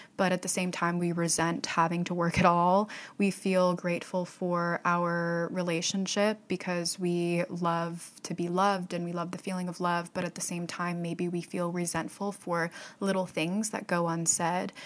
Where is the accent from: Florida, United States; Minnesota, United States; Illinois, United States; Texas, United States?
Florida, United States; Fort Myers; my hometown of Fort Myers, Florida